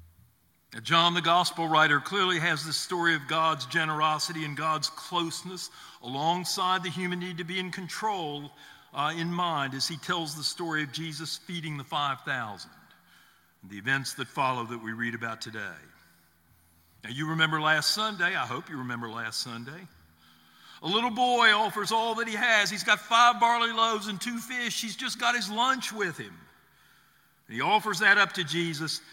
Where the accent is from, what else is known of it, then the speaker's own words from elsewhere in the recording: the South, United States; I grew up in the South in the 50s